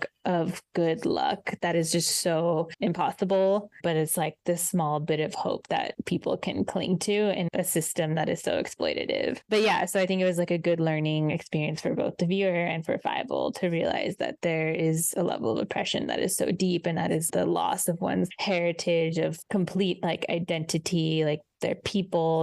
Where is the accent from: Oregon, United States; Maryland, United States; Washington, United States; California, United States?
California, United States; Southern; as someone who grew up in SoCal